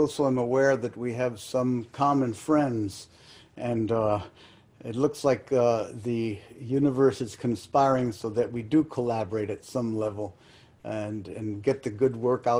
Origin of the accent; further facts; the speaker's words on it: Peru; moved away; also born or lived in United States; I was born and raised in Peru, yet with a very diverse cultural milieu.